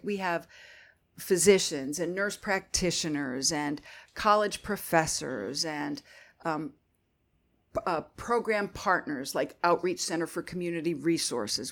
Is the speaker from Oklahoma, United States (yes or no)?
no; Northeastern Pennsylvania, United States; moved away as an adult; also born or lived in Philadelphia; I'm from Northeastern Pennsylvania originally